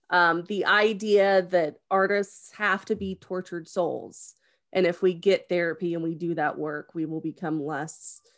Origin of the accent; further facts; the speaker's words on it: West Virginia, United States; The like, only for real, thing, I'm from West Virginia.